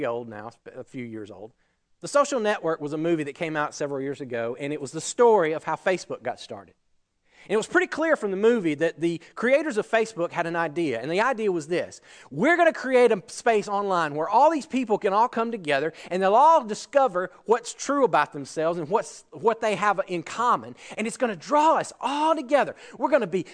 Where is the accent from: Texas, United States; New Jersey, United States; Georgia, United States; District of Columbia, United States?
Georgia, United States; I grew up in Georgia. It's all I've ever known